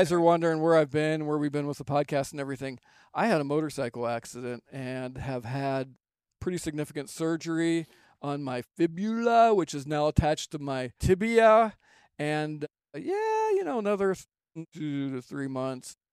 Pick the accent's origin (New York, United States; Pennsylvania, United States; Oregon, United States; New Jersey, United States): Pennsylvania, United States; moved away; I moved back to Pennsylvania, which is my home state, and the region that we live